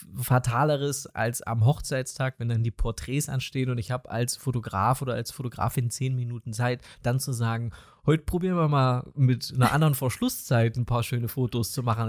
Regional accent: East Germany, Germany; accent: East German; mein ostdeutscher Dialekt

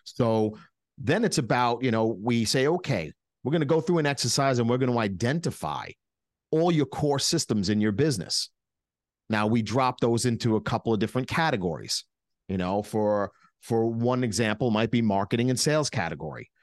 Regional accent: New York, United States; We're from New York.

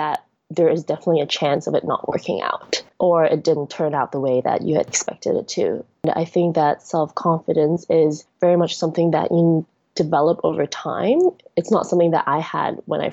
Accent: Hong Kong; moved away; also born or lived in United States; I was born and raised in Hong Kong, but then because I went to the US for school for about 10 years and worked there for a year and a half

